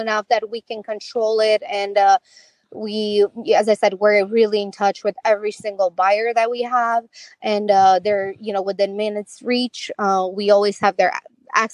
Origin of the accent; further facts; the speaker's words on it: Romania; moved away; I'm from Romania